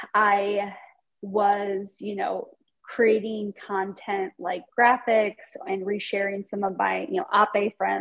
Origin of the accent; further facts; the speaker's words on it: Iowa, United States; moved away as an adult; also born or lived in New York City, United States; now in Des Moines, United States; I'm from the Quad Cities.